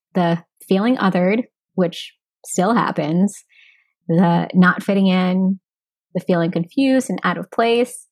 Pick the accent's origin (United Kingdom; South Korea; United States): United States; I am American born, but my roots are Austronesian, Filipino, Indigenous, and Hispanic.